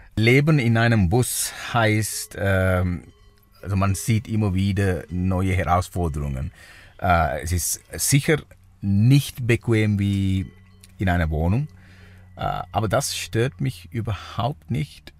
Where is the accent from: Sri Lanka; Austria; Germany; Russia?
Sri Lanka; German is a second language; now in Switzerland; ich komme aus Sri Lanka äh, ursprünglich